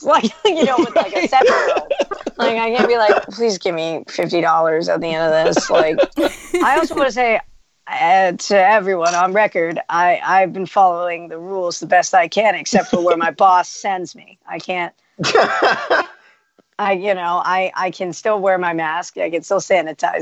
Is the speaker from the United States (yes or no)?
yes; New York, United States; as a New Yorker